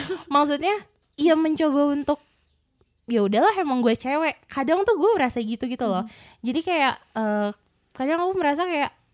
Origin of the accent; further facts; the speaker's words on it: Bandung, West Java, Indonesia; aku asli Bandung sebenarnya. Maksudnya di sini asli tuh ya dari lahir di Bandung, mm-hmm. belum pernah kemana-mana juga. Jadi emang lebih fasih bahasa Sunda sih